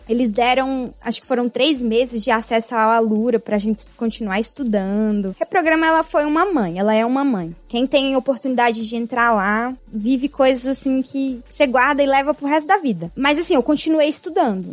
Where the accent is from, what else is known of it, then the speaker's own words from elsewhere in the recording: Brasília, Federal District, Brazil; eu sou de Brasília, tenho 24 anos